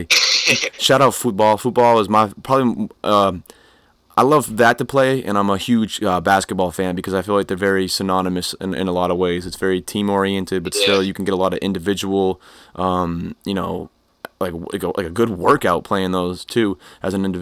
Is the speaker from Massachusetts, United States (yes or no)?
no; Old Orchard Beach, Maine, United States; I'm from Old Orchard, yo. And I graduated from there